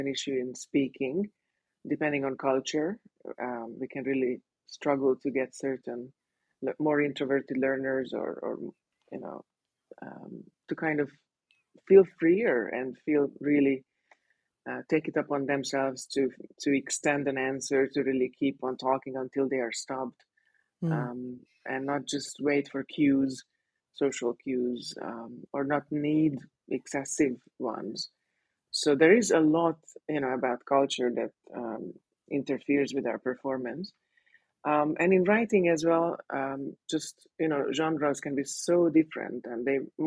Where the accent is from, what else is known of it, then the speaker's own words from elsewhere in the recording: Hungary; first language Hungarian; English is a second language; moved away as an adult; also born or lived in Sydney, Australia; now in Mexico; my mother tongue is Hungarian